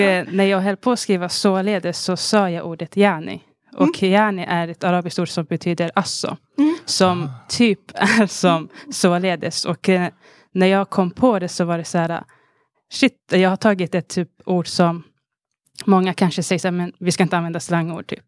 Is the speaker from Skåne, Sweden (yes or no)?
no; Stockholm, Stockholm County, Sweden; från Alby i Stockholm